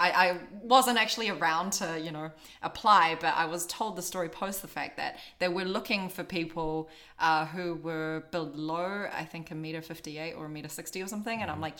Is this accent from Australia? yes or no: no; Auckland, New Zealand; moved away as an adult; also born or lived in Queenstown, New Zealand; now in Beijing, China; I grew up in Auckland, but I also spent a lot of time in Queenstown. In fact, I was living in Queenstown before I came to Beijing. And so for me, home is kind of between these two places. Auckland is where the family is, where I went to school